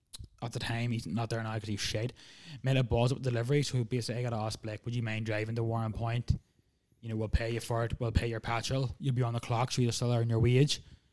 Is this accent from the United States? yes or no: no; Ireland; moved away as an adult; now in Derby, United Kingdom; even being Irish myself